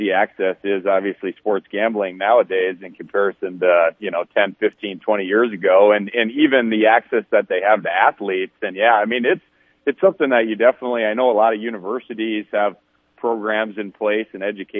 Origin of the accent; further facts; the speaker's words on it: Fargo, North Dakota, United States; when I was in middle school, growing up in Fargo, North Dakota